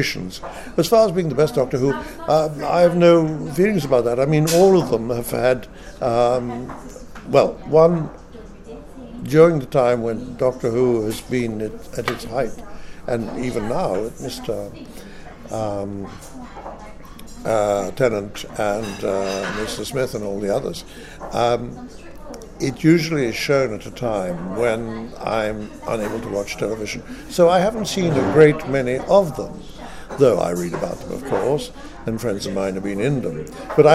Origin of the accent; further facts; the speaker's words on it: France; first language French; English is a second language; moved away; also born or lived in England; I was born in France, though of a British mother